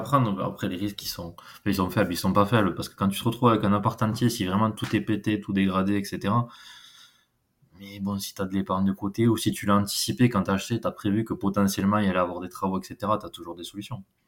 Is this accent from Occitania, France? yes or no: yes; Gers, South-West, Occitania, France; accent: South-West; j'ai 30 ans, je suis du Gers, du Sud-Ouest, ça doit s'entendre un petit peu.